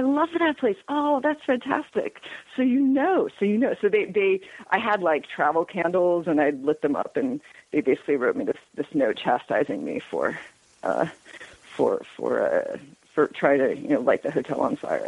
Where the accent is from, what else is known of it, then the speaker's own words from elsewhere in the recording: Northeast, United States; moved away as an adult; also born or lived in Texas; now in Georgia, United States; I grew up in the Northeast